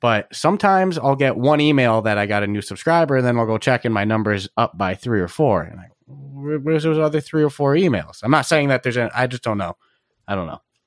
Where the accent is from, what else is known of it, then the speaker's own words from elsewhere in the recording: East Coast, United States; I'm from the East Coast